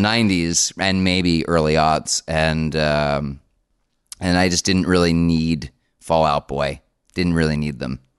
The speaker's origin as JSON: {"language": "English", "town": "Paramus", "region": "New Jersey", "country": "United States", "tie": "born or raised there", "said": "I grew up around Paramus, which is in Bergen County"}